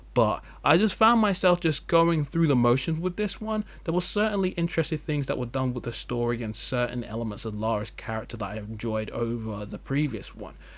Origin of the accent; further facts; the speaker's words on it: England, United Kingdom; As an English person